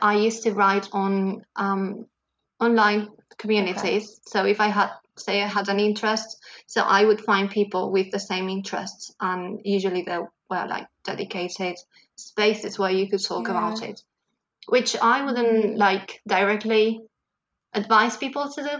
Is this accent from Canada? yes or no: no; Barcelona, Catalonia, Spain; first language Catalan; English is a second language; I'm a teacher from Barcelona